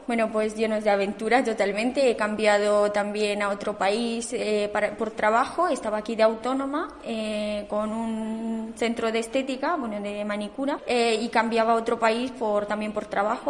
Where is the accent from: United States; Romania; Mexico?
Romania; moved away as an adult; now in Spain; soy de Rumanía y llevo viviendo en España eh, ocho años.